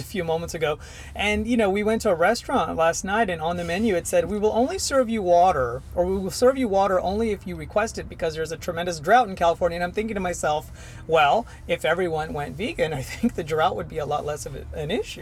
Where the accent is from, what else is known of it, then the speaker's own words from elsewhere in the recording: India; now in Houston, United States; I'm originally from India